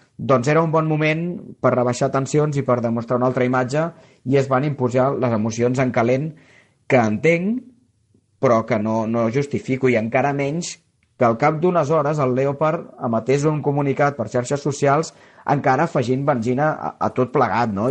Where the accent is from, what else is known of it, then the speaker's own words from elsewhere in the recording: Barcelona, Catalonia, Spain; also born or lived in Rubí; jo sóc barceloní